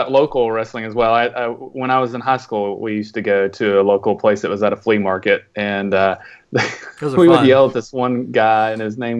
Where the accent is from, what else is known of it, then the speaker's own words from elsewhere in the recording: Knoxville, Tennessee, United States; I grew up near Knoxville